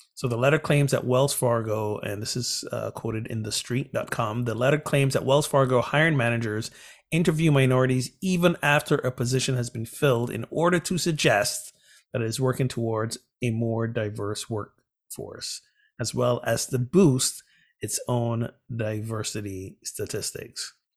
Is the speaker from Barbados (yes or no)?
yes; Barbados; my home country, Barbados